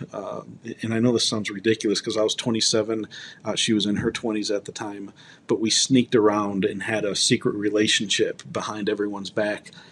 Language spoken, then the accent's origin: English; Ann Arbor, Michigan, United States; moved away as an adult; now in Colorado, United States; I moved from Ann Arbor, Michigan, to Colorado, where I live now.